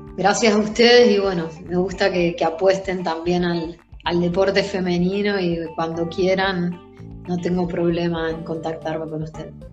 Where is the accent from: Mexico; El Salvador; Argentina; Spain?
Argentina; now in Italy; Somos pocas las argentinas que, que, hoy en día estamos en Italia jugando en la Serie